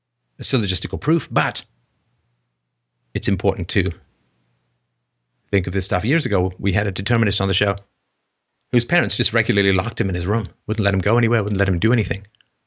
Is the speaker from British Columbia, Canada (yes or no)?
no; Don Mills, Ontario, Canada; also born or lived in England; I grew up in Don Mills, and I was 11 when we got there, and I didn't know how to skate because I was from England and not a lot of skating in England.